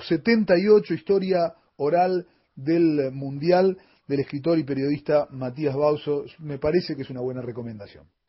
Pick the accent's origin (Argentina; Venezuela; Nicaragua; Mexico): Argentina; nuestro país